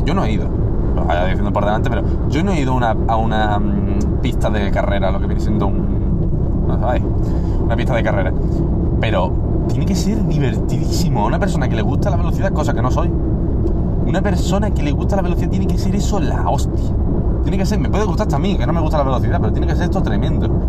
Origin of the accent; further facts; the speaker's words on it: Málaga province, Andalusia, Spain; nosotros no somos de Málaga Capital